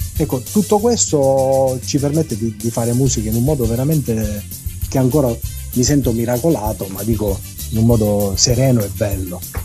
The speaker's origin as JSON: {"language": "Italian", "region": "Sicily", "country": "Italy", "said": "noi stessi siciliani"}